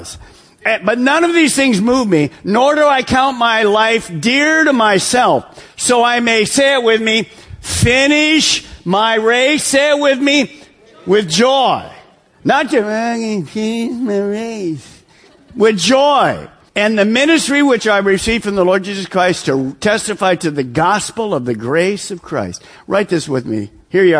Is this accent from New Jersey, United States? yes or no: no; Detroit, Michigan, United States; I'm from Detroit, so we're in suburb of Detroit